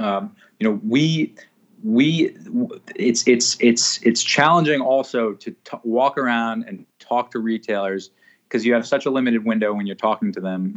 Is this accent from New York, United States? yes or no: yes; New York City, New York, United States; also born or lived in Ecuador; grew up in a place called Riverdale